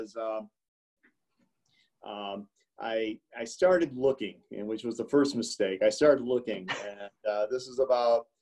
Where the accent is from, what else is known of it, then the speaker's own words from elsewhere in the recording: Hinsdale, Illinois, United States; I was born in Hinsdale. I was born the youngest of five. I have three older brothers and an older sister. So I went to the local grammar school